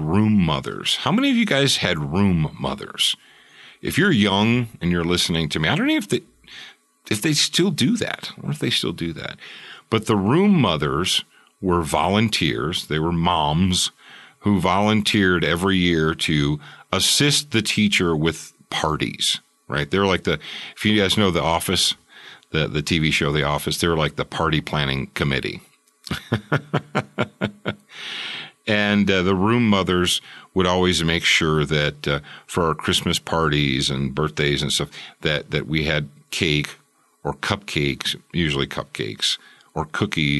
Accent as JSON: {"language": "English", "town": "Roseville", "region": "Michigan", "country": "United States", "tie": "born or raised there", "also_born_or_lived": "Detroit, Michigan", "said": "I was born actually in the city of Detroit"}